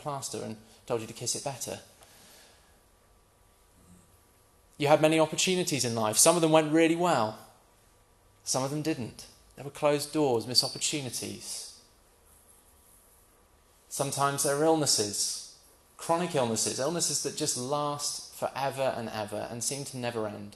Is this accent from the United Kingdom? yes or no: yes; United Kingdom; We're British, most of us.